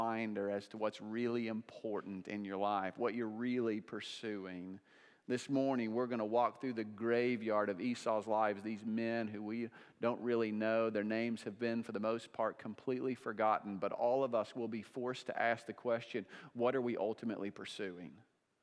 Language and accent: English; Oklahoma, United States; now in Lenexa, United States; I'm from Oklahoma